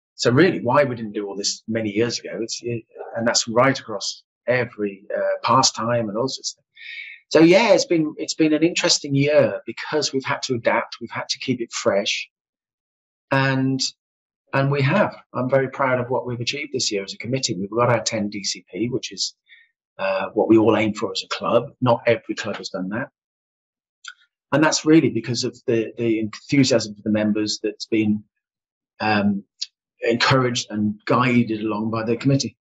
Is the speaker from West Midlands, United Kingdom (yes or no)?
yes; Solihull, West Midlands, United Kingdom; I am also a Silhillian. Yeah, um, if you're born and bred in Solihull, you are a Silhillian.